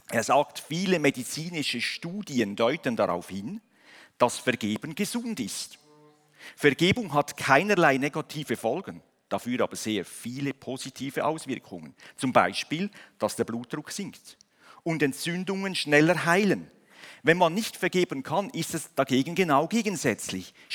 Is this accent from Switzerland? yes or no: yes; Switzerland; genauso wie wir in, in, als, National, als Nation, als Schweizer geboren werden in eine Nation hinein